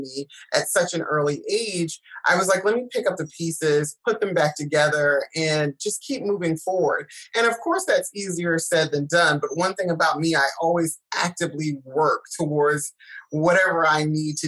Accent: South Carolina, United States; I'm from South Carolina, so I do say y'all

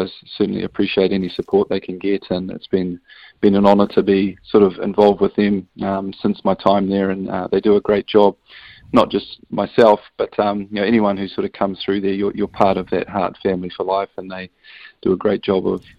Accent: New Zealand; as a Kiwi without a European passport

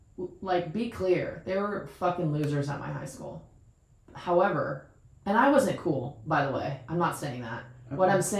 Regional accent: North Carolina, United States; also born or lived in Canada; I'm from North Carolina. I'm actually Canadian, but I was raised in North Carolina.

